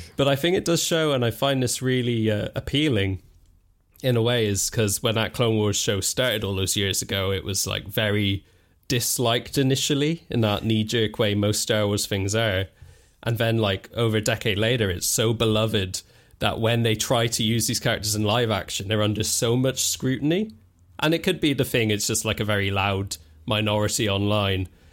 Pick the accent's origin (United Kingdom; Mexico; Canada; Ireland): Ireland; I grew up in Ireland